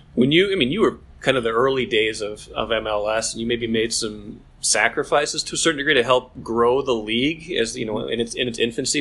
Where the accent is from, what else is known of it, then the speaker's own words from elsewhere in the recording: North Dakota, United States; growing up in North Dakota